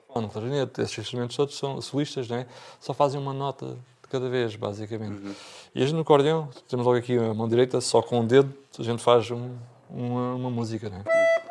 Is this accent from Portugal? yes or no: yes; Bordeira, Algarve, Portugal; pelo sítio de onde venho